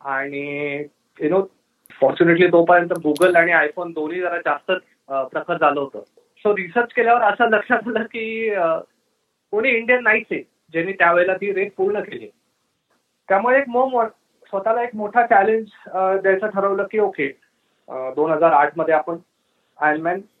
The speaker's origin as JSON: {"language": "Marathi", "town": "Pune", "region": "Maharashtra", "country": "India", "tie": "born or raised there", "said": "मी आणि माझी बहीण आम्ही पुण्यात वाढलो आणि आमच्या घरापासून अक्षरशः पाचशे मीटरवर टिळक टँक नावाचा मोठा स्विमिंग पूल होता"}